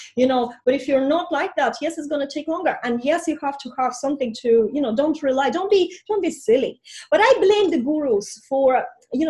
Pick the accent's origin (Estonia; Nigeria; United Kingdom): Estonia; first language Russian; English is a second language; moved away as an adult; now in Ireland; I'm going back to Estonia, where I'm from, and that I immigrated from 20